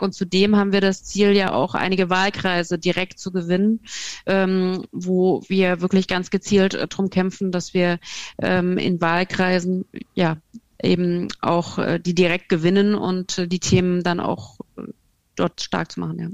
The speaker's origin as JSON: {"language": "German", "region": "Hesse", "country": "Germany", "said": "ich komme aus Hessen"}